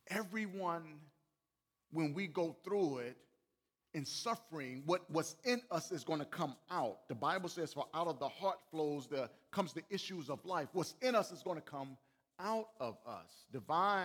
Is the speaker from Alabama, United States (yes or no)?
yes; Alabama, United States; I'm from Alabama